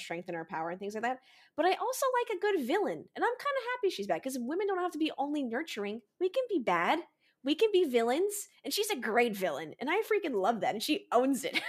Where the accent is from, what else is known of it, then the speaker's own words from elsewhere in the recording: United States; as an American